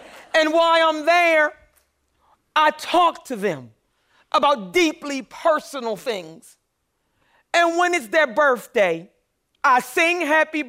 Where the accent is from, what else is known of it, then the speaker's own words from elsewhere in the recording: Philadelphia, Pennsylvania, United States; I grew up poor in North Philadelphia too.